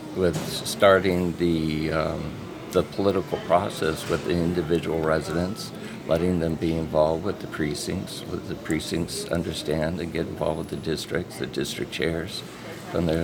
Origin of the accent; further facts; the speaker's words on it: Orange County, California, United States; moved away as an adult; now in Fargo, United States; I'm originally from California, and I spent a lot of years seeing the changes